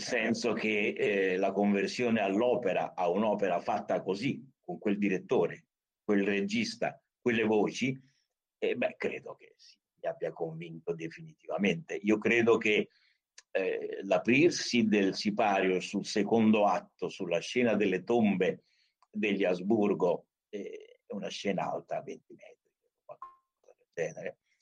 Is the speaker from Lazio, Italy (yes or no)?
yes; Rome, Lazio, Italy; io sono nato a Roma amo molto Roma